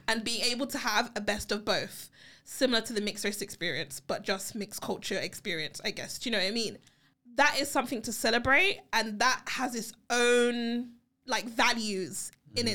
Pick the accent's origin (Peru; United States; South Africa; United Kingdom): United Kingdom; also born or lived in Barbados; I'm British, my family's from Barbados.